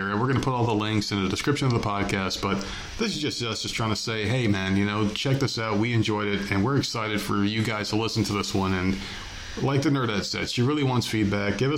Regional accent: New Jersey, United States; we're both from New Jersey.

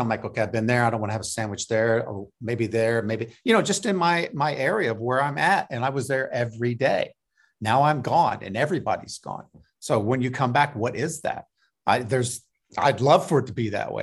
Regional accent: Indianapolis, Indiana, United States; moved away; also born or lived in New York; I'm originally from Indianapolis, which is in the Midwest

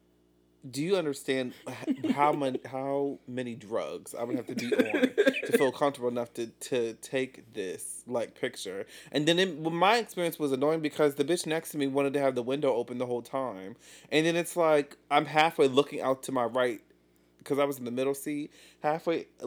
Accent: Chicago, Illinois, United States; I am from Chicago

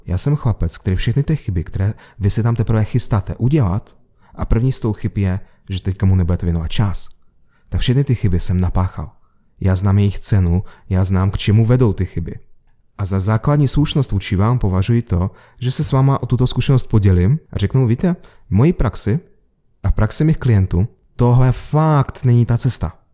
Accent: Moscow, Russia; moved away; A já jsem se narodil v Moskvě

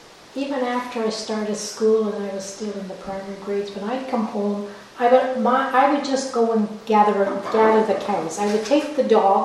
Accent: Barry's Bay, Ontario, Canada; first language Polish and Kashubian; English is a second language; I was born, I grew up on the farm without any hydro, without any running water or indoor plumbing. And it was a time when girls took their place in the fields, raking hay, digging potatoes and picking stones. English was not my first language. In my household, my parents spoke a mixture of Polish and Kashuk.

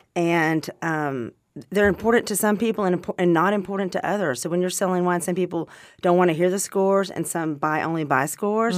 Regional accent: Arkansas, United States; moved away; also born or lived in California; I grew up in Arkansas

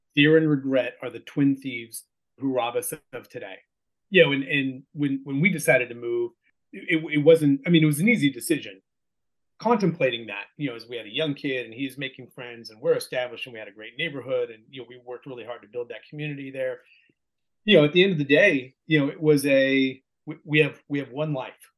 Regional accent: Bay Point, California, United States; moved away as an adult; also born or lived in Sacramento, California / Chicago / Washington D.C.; now in Tennessee, United States; born and raised in California, out there in the East Bay, um, in in what was then called West Pittsburgh

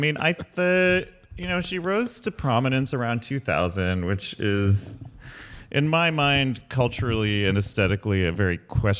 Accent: Ethiopia; also born or lived in Michigan / Berlin; I grew up in Ethiopia, and then I was in Michigan, and then I was in Berlin

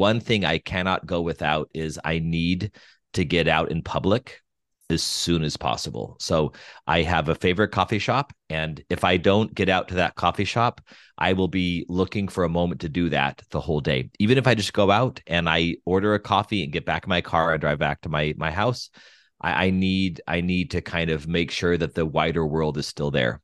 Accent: Albuquerque, New Mexico, United States; moved away as an adult; also born or lived in Denver, Colorado / Pittsburgh / Steubenville, Ohio; now in Los Angeles, United States; I was born and raised in Albuquerque, New Mexico.

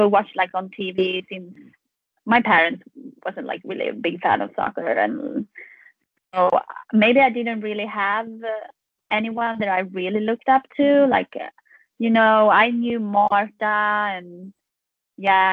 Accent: Sweden; now in Louisville, United States; we're from Sweden

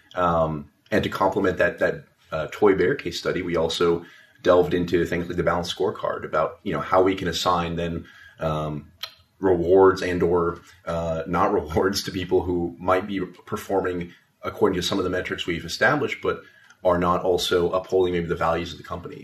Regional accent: Las Vegas, Nevada, United States; also born or lived in Nashville; now in Washington, D.C., United States; I'm originally from Las Vegas, Nevada, uh, but I do call Washington D.C. home now

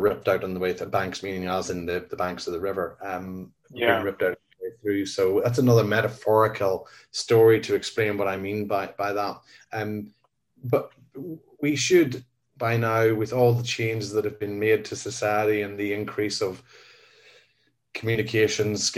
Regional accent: Northern Ireland, United Kingdom; I was born in 1968 in Northern Ireland

